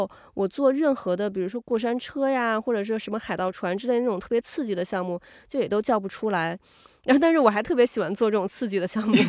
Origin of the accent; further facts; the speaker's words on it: China; 其实我们中国人老说要，比如说宠辱不惊呀